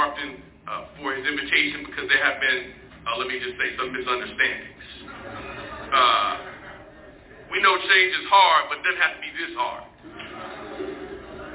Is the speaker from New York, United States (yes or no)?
yes; New York City, New York, United States; I'm a kid from Harlem